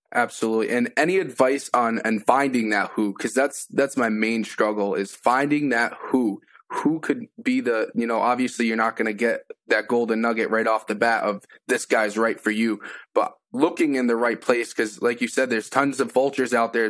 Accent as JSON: {"language": "English", "region": "Massachusetts", "country": "United States", "moved": "yes", "lives_now": "Enfield, United States", "said": "I'm originally from Massachusetts"}